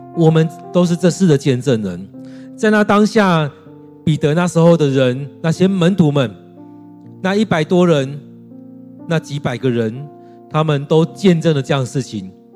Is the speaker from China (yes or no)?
no; Taiwan; 在我们台湾人当中，我们超级害怕死亡的